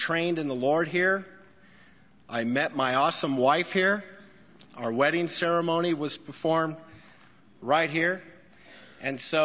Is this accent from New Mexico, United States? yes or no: yes; Albuquerque, New Mexico, United States; now in El Paso, United States; Coming to Albuquerque is a blessing for me because it's a homecoming for me. This is my hometown.